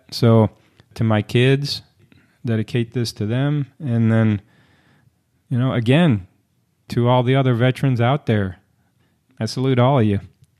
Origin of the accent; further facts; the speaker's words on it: St. Louis, Missouri, United States; I was born and raised in St. Louis, Missouri.